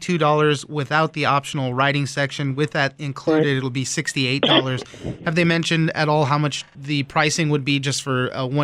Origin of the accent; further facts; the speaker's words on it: West Coast, United States; I grew up on the West Coast